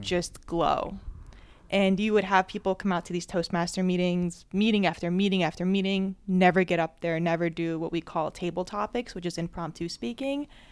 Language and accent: English; New Jersey, United States; I was born and raised in Jersey